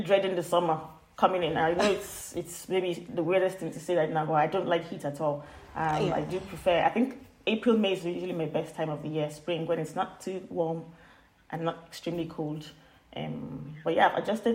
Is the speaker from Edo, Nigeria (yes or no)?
no; Lagos, Nigeria; moved away as an adult; now in Aberdeen, United Kingdom; I am from Nigeria.